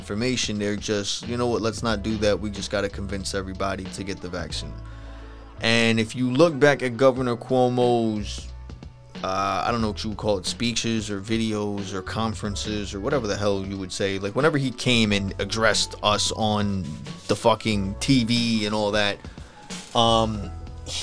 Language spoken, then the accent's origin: English; New York, United States; I'm from New York